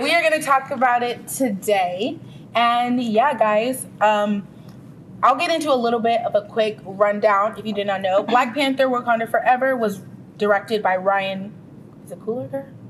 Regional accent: Ghana; I'm Ghanaian, West African

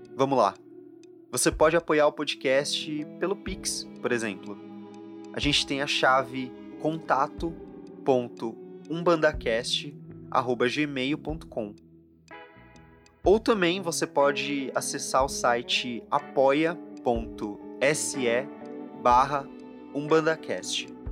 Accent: São Paulo, Brazil; eu volto aqui para minha terra em São Paulo

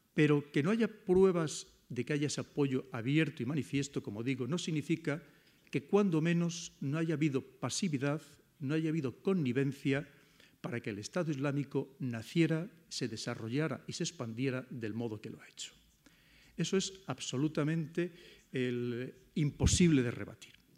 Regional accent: Spain; como españoles

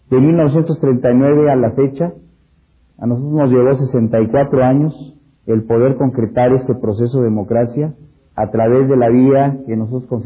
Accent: Mexico; Eso para nosotros y ustedes como mexicanos también, pues lo vivimos y fue algo importantísimo.

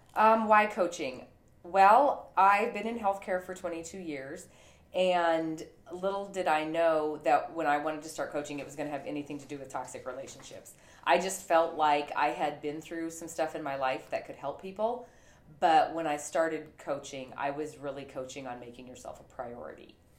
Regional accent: Montana, United States; I was raised in Montana

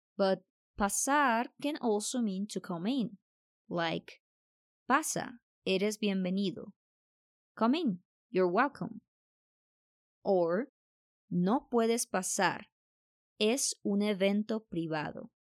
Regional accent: Colombia; I'm from Colombia

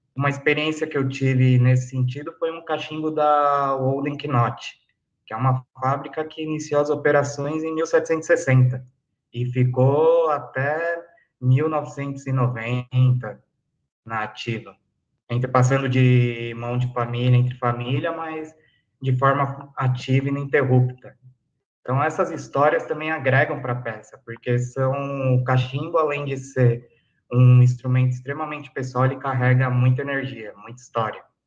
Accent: São Paulo, Brazil; eu sou de São Paulo, capital, Zona Sul

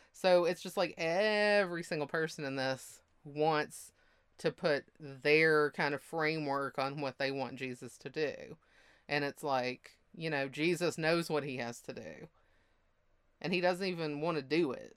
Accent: the Bible Belt, United States; moved away; I'm from the Bible Belt

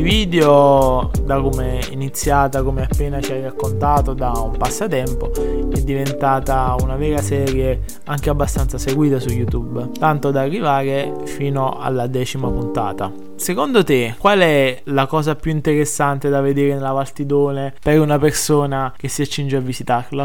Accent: Campania, Italy; da campano

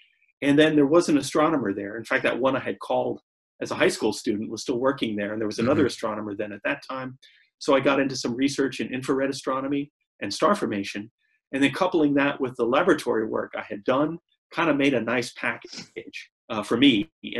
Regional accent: St. Louis, Missouri, United States; also born or lived in Zurich, Switzerland; now in Michigan, United States; I'm from St. Louis

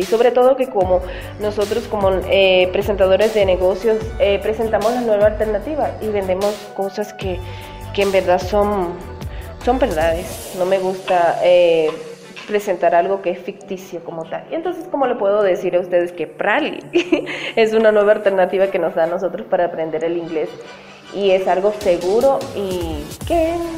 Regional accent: Venezuela; now in Quito, Ecuador; soy venezolana, madre venezolana, padre ecuatoriano

